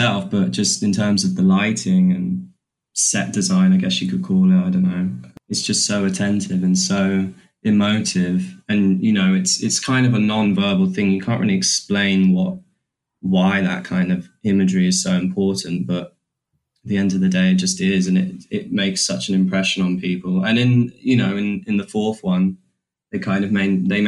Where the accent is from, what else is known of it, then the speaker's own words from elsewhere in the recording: London, United Kingdom; we grew up in South London